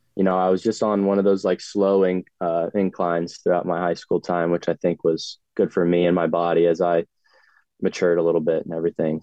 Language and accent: English; Northern Virginia, United States; moved away as an adult; now in Bowling Green, Kentucky, United States; growing up in Northern Virginia